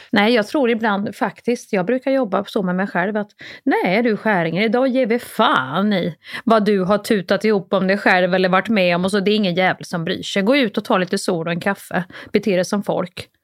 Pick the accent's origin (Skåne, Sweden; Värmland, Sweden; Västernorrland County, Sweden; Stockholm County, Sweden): Värmland, Sweden; accent: Värmland dialect; min värmländska